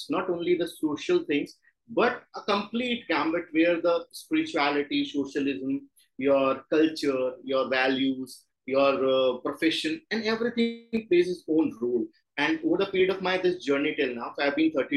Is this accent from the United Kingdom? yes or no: no; Jaipur, Rajasthan, India; traditionally, I am from Rajasthan, belongs to a typical Marwadi family